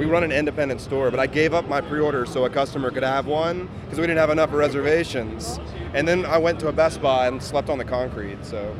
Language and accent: English; Baton Rouge, Louisiana, United States; Baton Rouge, Louisiana. It's the south part of Louisiana.